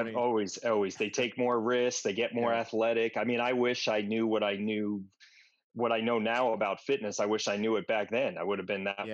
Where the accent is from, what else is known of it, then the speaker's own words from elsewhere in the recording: Westchester, New York, United States; moved away as an adult; also born or lived in Washington, D.C.; I grew up in Westchester, up in New York